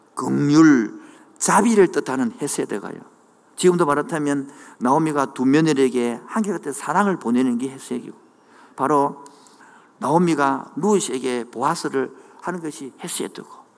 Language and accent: Korean; Changwon, South Gyeongsang, South Korea; moved away; 그 고향이 창원의 마금산 온천이 있는 동네인데